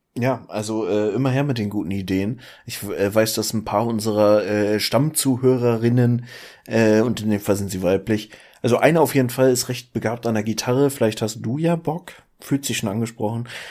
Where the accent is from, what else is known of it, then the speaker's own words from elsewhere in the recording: Schleswig-Holstein, Germany; entgegen aller Erwartungen, wenn man sich meine sonstige Familie anguckt, bin ich in Schleswig-Holstein geboren